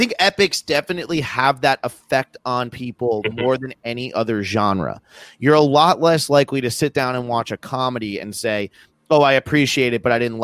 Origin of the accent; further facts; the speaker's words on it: East Coast of America, United States; growing up in America on the East Coast, we don't learn anything about indigenous populations